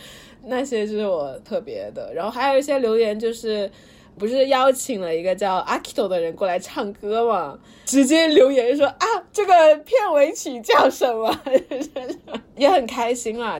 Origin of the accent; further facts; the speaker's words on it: Suzhou, Jiangsu, China; also born or lived in Guangdong, China; 但我出生在广东，但是后面我们家搬家到苏州了，所以我回国应该也是回苏州。